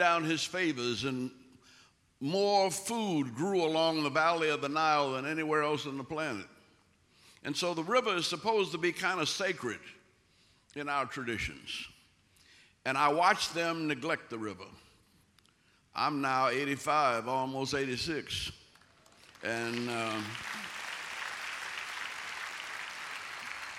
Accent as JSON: {"language": "English", "town": "New Orleans", "region": "Louisiana", "country": "United States", "tie": "born or raised there", "said": "I grew up in New Orleans on the Mississippi"}